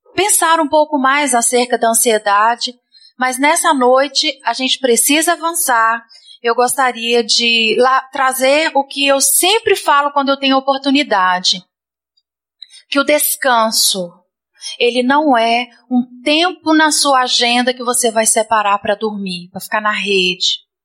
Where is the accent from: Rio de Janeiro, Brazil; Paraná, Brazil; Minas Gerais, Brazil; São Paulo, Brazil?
Minas Gerais, Brazil; moved away; Nós somos mineiros